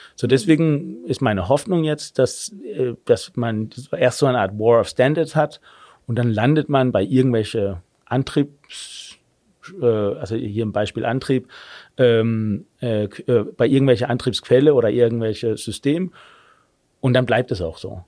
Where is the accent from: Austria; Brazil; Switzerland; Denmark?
Denmark; German is a second language; moved away as an adult; also born or lived in Germany; now in Berlin, Germany; wie man vielleicht hört, ich bin gebürtiger Däne, habe aber in Deutschland äh, einigermaßen lange gelebt